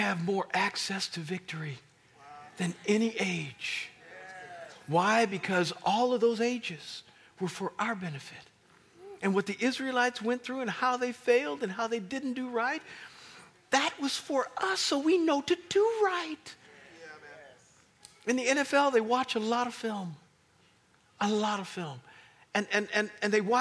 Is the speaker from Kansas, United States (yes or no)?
yes; Kansas, United States; now in Virginia, United States; I come from Kansas